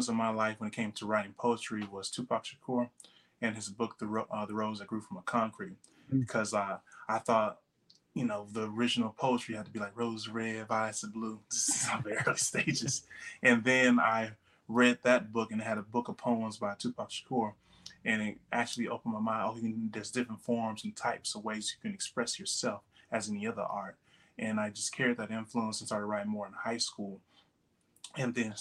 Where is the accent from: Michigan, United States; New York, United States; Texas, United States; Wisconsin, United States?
Texas, United States; Huntsville; moved away as an adult; now in Houston, United States; I grew up in Huntsville, very humble beginnings